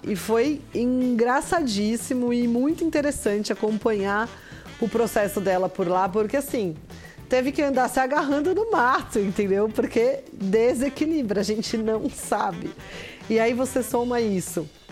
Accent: Brazil; moved away; como somos brasileiros

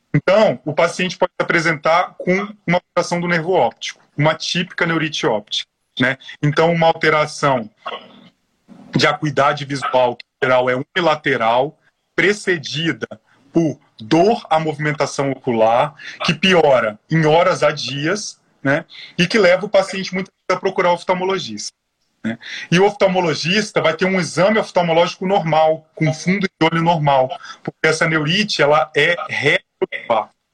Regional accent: Espírito Santo, Brazil; moved away as an adult; now in São Paulo, Brazil; eu sou capixaba, com muito orgulho, sou formado pela Universidade Federal do Espírito Santo

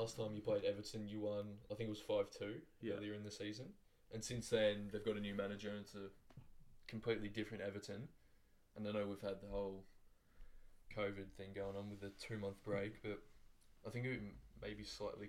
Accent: Australia; We're from Australia.

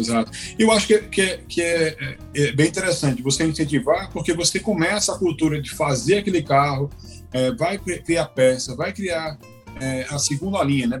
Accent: Brazil; moved away; quando eu voltei para o Brasil a primeira vez, depois de um longo tempo morando fora

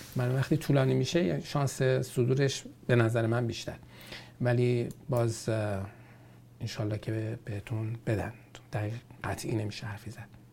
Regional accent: Iran; now in Canada; ما ایرانی هستیم

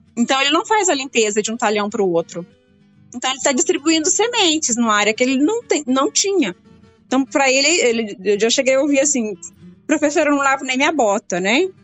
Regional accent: Brazil; nós brasileiros

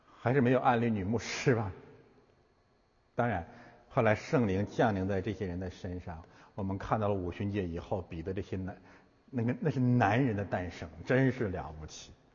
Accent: Heilongjiang, China; moved away; also born or lived in Chaoyang District, Beijing; 我们的故乡黑龙江

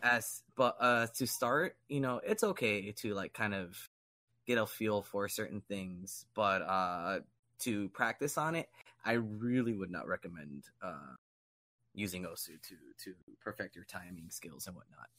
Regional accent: Miami, Florida, United States; growing up in Miami

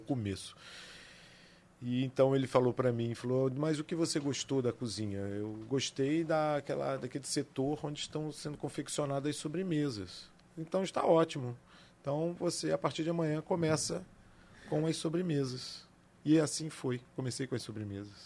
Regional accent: Areal, Rio de Janeiro, Brazil; eu sou nascido e criado na cidade de Areal

